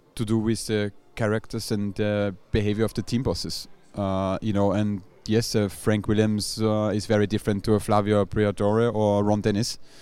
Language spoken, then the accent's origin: English; Austria; moved away; I'm from Austria